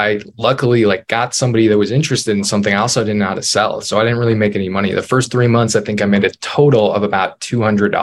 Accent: northern Minnesota, United States; I born and raised in Minnesota, northern Minnesota, originally tiny little town

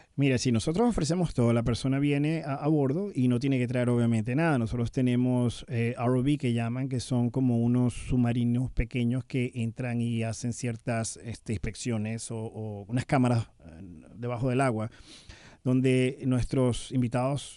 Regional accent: Venezuela; now in United States; nunca voy a dejar de ser venezolano. A pesar de tener bastante tiempo fuera del país

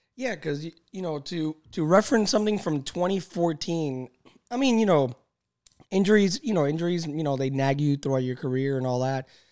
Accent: Miami, Florida, United States; I grew up in Little Havana

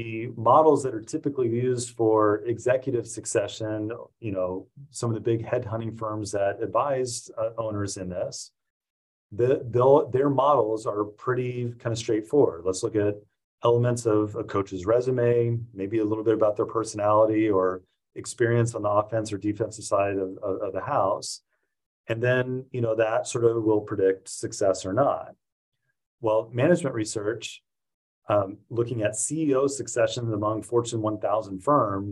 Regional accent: Indiana, United States; I grew up in Indiana

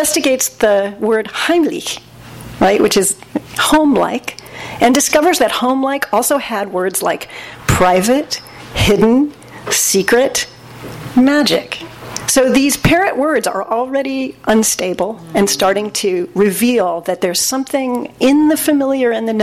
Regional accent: Southern California, United States; I was raised in Southern California in a secular Jewish household

